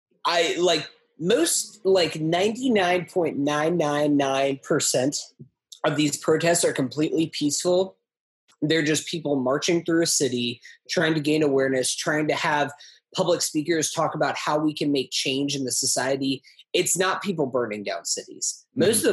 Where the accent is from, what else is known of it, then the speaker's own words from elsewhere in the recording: Brooklyn, New York, United States; born there; It's just like, go back to Massachusetts. I was born in Brooklyn.